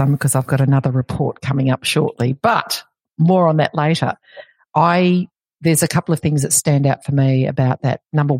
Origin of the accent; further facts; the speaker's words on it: Melbourne, Victoria, Australia; for my hometown of Melbourne